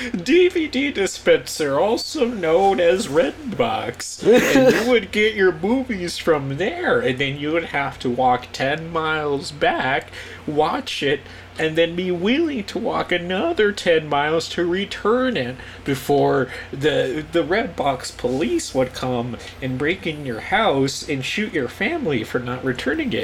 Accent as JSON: {"language": "English", "region": "Colorado", "country": "United States", "said": "we're from where that show originated from"}